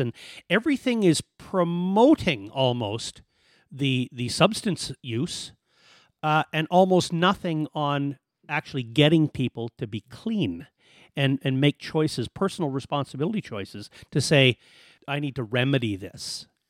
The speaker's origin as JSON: {"language": "English", "town": "Edmonton", "region": "Alberta", "country": "Canada", "moved": "as an adult", "lives_now": "Kelowna, Canada", "said": "we're from Alberta"}